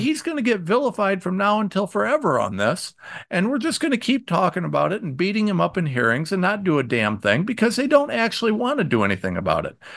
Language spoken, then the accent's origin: English; Ohio, United States; I'm from Ohio